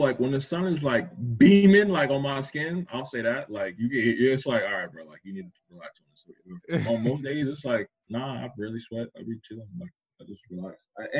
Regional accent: Orange, Bloomfield, East Orange, Madison, New Jersey, United States; I grew up in the hood. I grew up in Orange, Bloomfield, East Orange. That was like 0 to 10 years old.

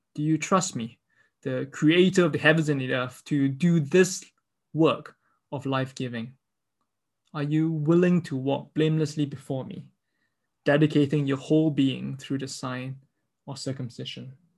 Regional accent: Singapore; I grew up in Singapore

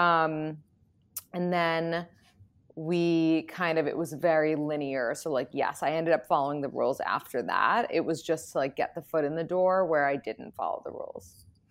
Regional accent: New York City, New York, United States; I'm from New York City

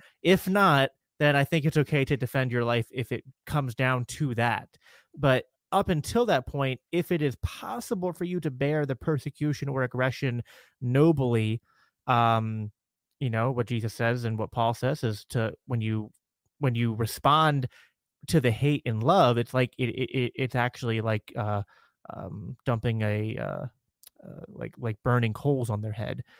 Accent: Minnesota, United States; fellow fellow Minnesotian

